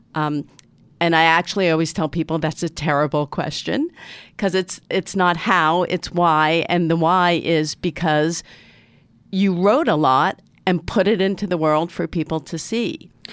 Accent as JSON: {"language": "English", "town": "Newton", "region": "Massachusetts", "country": "United States", "said": "I'm from Newton, Massachusetts, which is arguably the most liberal city in the most liberal state"}